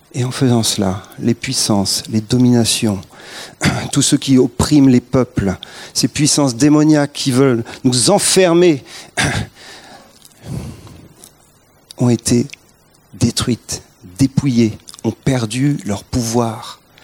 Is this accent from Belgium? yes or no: no; France; on est français